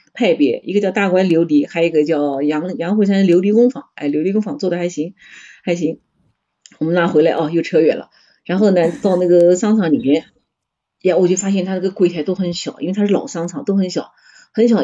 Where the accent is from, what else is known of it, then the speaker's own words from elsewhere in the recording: China; 我们来自中国